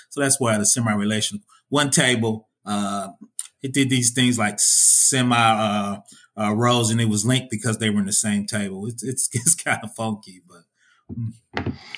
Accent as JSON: {"language": "English", "town": "Indianapolis", "region": "Indiana", "country": "United States", "said": "I'm from Indiana, Indiana, Indianapolis, man. I'm from the Midwest."}